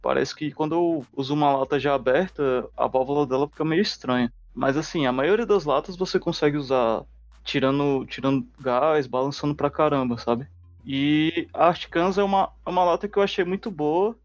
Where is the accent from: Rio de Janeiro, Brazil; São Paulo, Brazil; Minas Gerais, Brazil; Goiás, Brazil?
Goiás, Brazil; Novo Gama; eu sou, sou de Novo Gama, cidade que fica no entorno de Brasília.